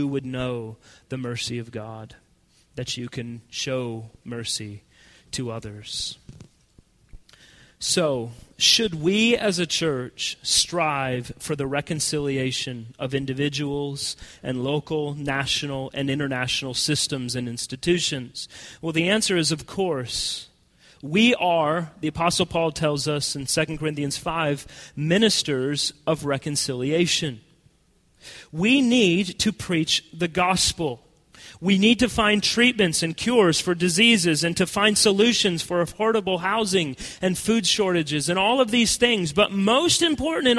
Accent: United States; as American Christians

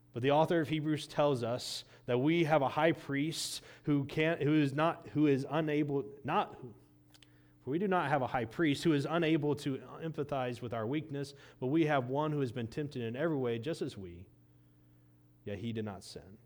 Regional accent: Indiana, United States; Growing up in Indiana

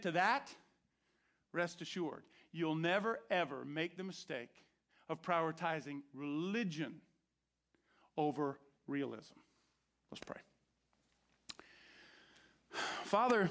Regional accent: Orange County, Florida, United States; I grew up in Orange Country in Florida

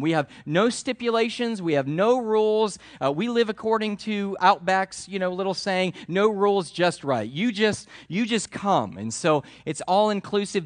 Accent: United States; That's how we live as Americans

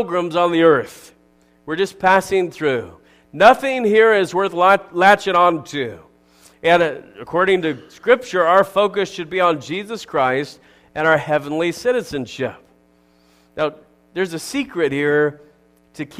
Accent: United States; I'm an American

